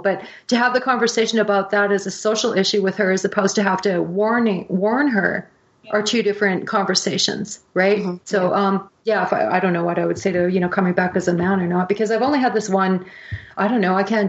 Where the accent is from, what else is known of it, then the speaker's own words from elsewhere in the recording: Canada; I am a Canadian raising a white kid